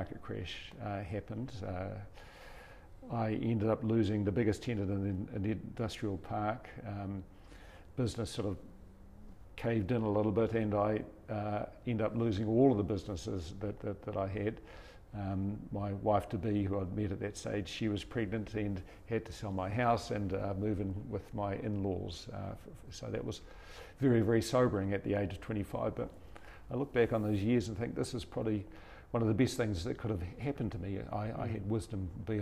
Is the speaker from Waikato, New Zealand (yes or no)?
yes; Te Kuiti, Waikato, New Zealand; born or raised there